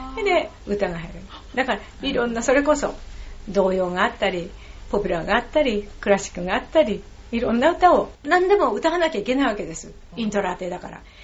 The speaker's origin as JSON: {"language": "Japanese", "area": "Nihonbashi", "region": "Tokyo", "country": "Japan", "tie": "born or raised there", "said": "うちの実家がね薬屋でそのもう零細企業で皮膚病の薬を作ってたんですよ日本橋でね"}